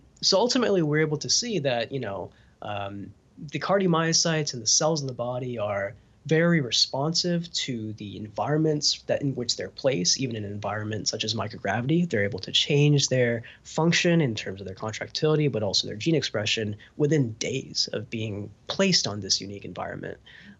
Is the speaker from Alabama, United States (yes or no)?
yes; Huntsville, Alabama, United States; So I grew up in Huntsville, Alabama, which is Rocket City, USA. It's the home of Space Camp.